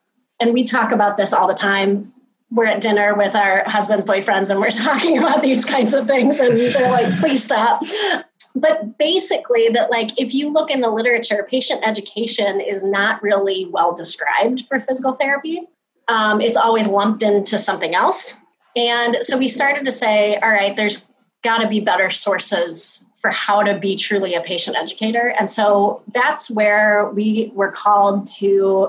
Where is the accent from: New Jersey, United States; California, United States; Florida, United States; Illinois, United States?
Illinois, United States; Chicago; I am from the Chicagoland area